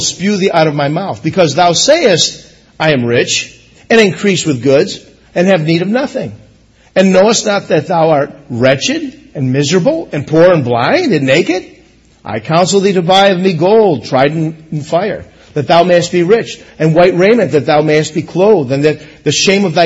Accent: United States; I am American

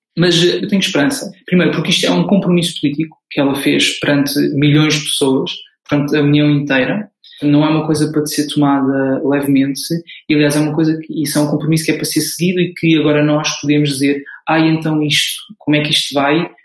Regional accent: Portugal; moved away as an adult; now in Brussels, Belgium; eu sou português. Vivo eh, em Bruxelas já há cerca de dois anos

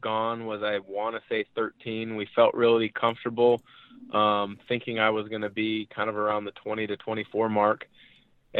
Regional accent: Portland, Oregon, United States; I'm from the Portland area. I grew up around there.

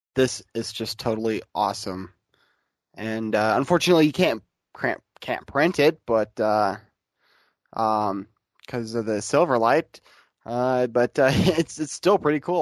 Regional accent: Grand Rapids, Michigan, United States; I'm from I'm was born in Grand Rapids, Michigan

